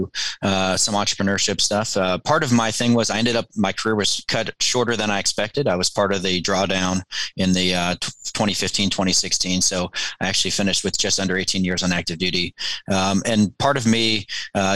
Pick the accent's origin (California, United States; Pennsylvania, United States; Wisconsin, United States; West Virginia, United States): Pennsylvania, United States; outside of Pittsburgh, Western; moved away as an adult; also born or lived in Kansas City; I grew up in Western Pennsylvania outside of Pittsburgh